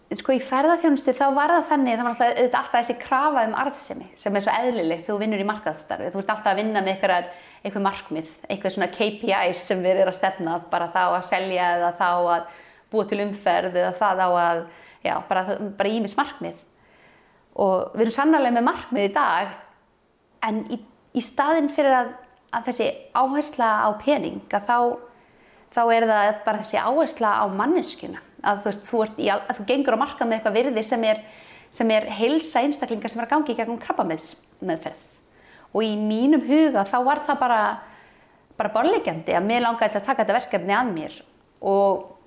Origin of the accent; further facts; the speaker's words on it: Kópavogur, Capital Region, Iceland; Ég er alveg upp upp á Vassenda við ellega vatn og þá var það bara falleg sveit.